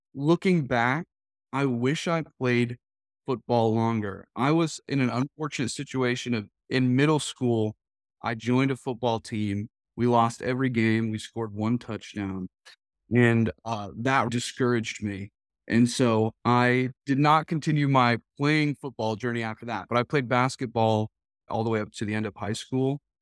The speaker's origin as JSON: {"language": "English", "region": "New England", "country": "United States", "tie": "born or raised there", "moved": "as an adult", "said": "Originally, I spent all the way up through high school there"}